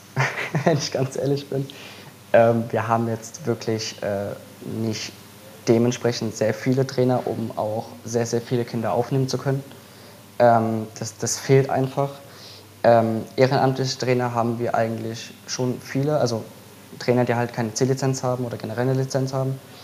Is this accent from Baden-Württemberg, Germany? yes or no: yes; Mannheim, Baden-Württemberg, Germany; weil ich komme ja nicht aus Fehlheim, sondern ich komme ja aus Mannheim.